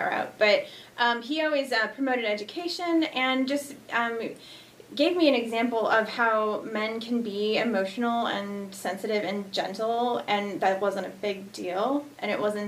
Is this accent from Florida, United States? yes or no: no; Lake Zurich, Illinois, United States; also born or lived in Chicago Heights, Illinois / Aurora, Illinois / Texas; I was born in Chicago Heights. I was raised in Lake Zurich, Illinois